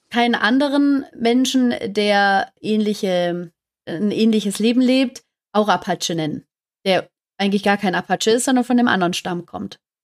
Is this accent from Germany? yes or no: yes; Stuttgart, Baden-Württemberg, Germany; komme aus Stuttgart, auch gebürtige Stuttgarterin